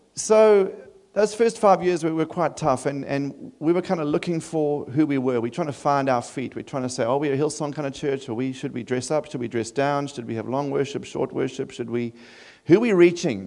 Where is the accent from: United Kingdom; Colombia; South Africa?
South Africa; Durban, KwaZulu-Natal; also born or lived in Adelaide; now in Sydney, Australia; I'm from Durban in South Africa.